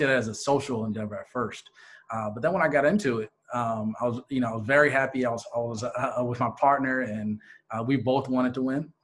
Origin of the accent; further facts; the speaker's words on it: Philadelphia, Pennsylvania, United States; moved away as an adult; also born or lived in Atlanta, Georgia; I'm originally from the greater Philadelphia area